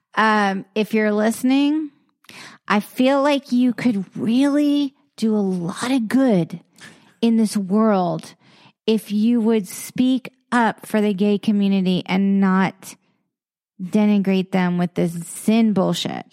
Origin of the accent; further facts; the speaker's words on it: the South, United States; I grew up in a in a in the South